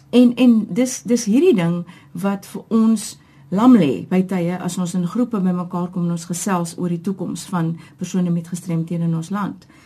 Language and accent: Afrikaans; Cape Town, Western Cape, South Africa; Ek is gebore in Getoe, Kaapenaar. Ek is een van die ek dink bevoorregtes om te sê my hele lewe lank hier gewoon.